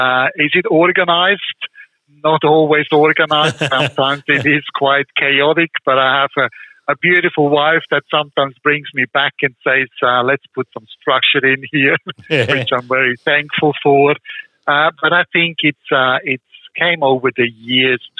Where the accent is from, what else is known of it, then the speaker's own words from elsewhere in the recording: Switzerland; moved away; the personal experiences I had growing up in Switzerland